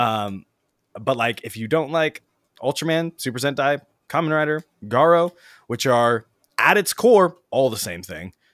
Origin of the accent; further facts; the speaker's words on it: United States; as an American and non-Japanese speaking person